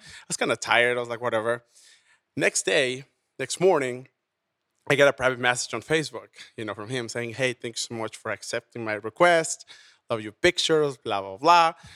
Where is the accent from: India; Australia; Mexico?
Mexico; also born or lived in Houston; now in Las Vegas, United States; I was born and raised in Mexico.